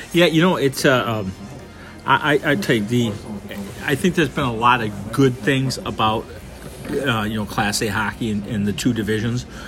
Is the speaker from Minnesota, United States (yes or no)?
yes; Wayzata, Minnesota, United States; remember growing up in Wayzata